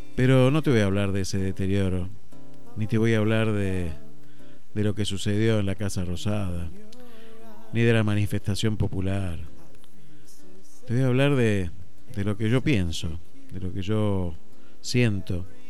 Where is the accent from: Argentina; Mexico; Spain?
Argentina; somos los argentinos